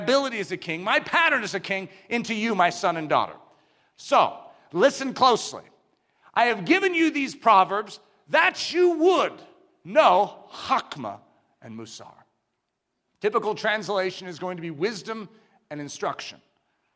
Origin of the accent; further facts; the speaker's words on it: United States; we as English-speaking Americans